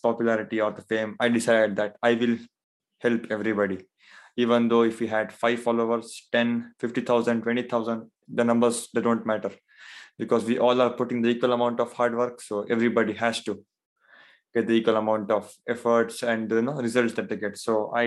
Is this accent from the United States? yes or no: no; India; I am from, so I'm from India